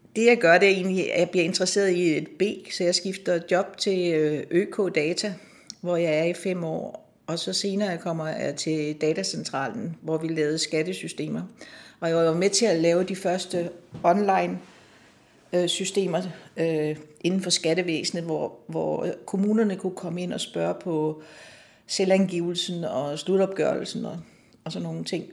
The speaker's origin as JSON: {"language": "Danish", "town": "Nakskov", "region": "Zealand", "country": "Denmark", "tie": "born or raised there", "also_born_or_lived": "Copenhagen", "moved": "as an adult", "lives_now": "Allerød, Denmark", "said": "jeg kommer fra Nakskov, og min far han var landsretsoverfører i Nakskov, og vi boede i en lejlighed midt inde i byen"}